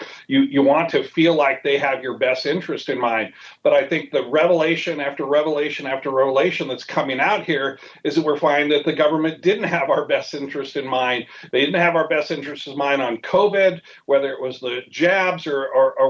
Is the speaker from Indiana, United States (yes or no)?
no; Mount Juliet, Tennessee, United States; also born or lived in Silicon Valley; my hometown, Mount Juliet, Tennessee